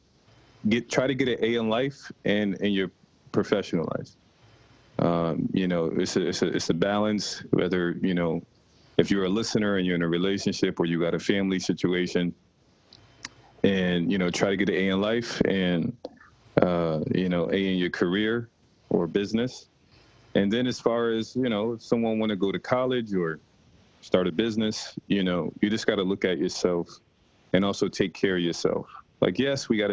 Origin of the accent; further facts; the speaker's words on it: Rochester, New York, United States; Rachel and I both are from Rochester, New York. That's my hometown.